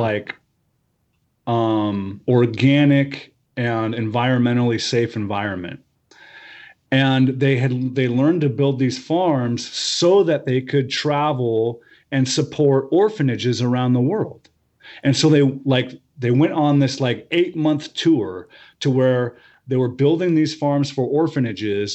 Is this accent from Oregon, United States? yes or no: yes; Medford, Oregon, United States; also born or lived in Portland area, Oregon; now in Portland, United States; I grew up in Southern Oregon, uh, in, around Medford